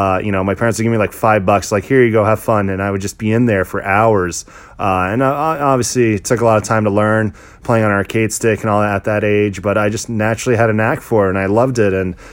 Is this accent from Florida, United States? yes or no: yes; Orlando, Florida, United States; also born or lived in Canada; I was born in Canada. Both of my parents are actually Lebanese, Middle Eastern. Growing up shortly after my birth in Canada, I'm the youngest of four kids. We had moved down to Orlando and pretty much lived there all my life.